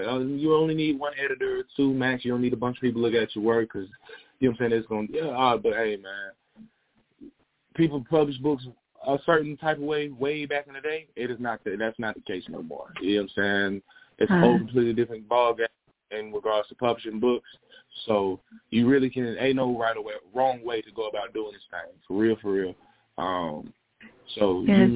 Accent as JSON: {"language": "English", "town": "Smyrna", "region": "Georgia", "country": "United States", "tie": "born or raised there", "also_born_or_lived": "Fulton County, Georgia / China", "said": "I grew up with here in Smyrna, in Atlanta"}